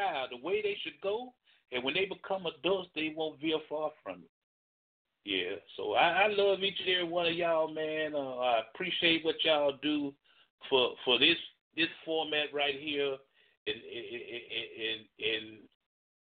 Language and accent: English; Birmingham, Alabama, United States; I was raised in Kingston. Proud to say it. I ain't scared to say it. I was raised in Kingston.